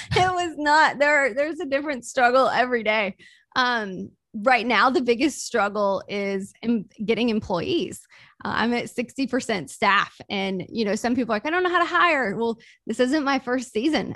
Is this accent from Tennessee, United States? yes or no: no; Mississippi, United States; I grew up super poor in Mississippi